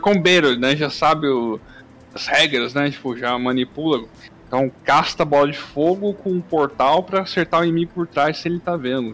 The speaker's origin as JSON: {"language": "Portuguese", "country": "Brazil", "said": "nós aqui Brasil"}